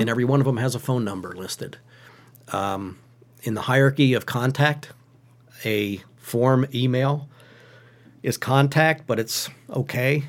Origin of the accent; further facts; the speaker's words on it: Western Schuylkill County, Pennsylvania, United States; Western Schuylkill County